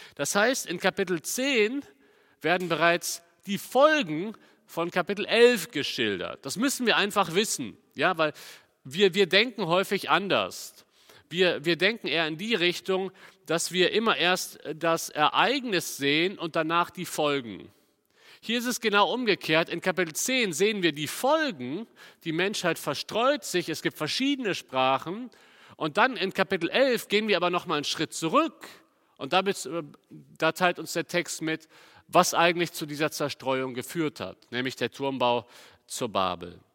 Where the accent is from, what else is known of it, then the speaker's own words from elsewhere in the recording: Cologne, North Rhine-Westphalia, Germany; ich komme ja aus Köln